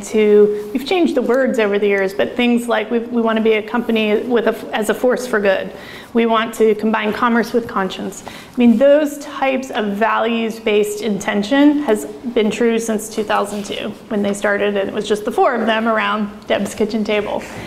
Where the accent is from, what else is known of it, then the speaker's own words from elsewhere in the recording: Oregon, United States; I'm from Oregon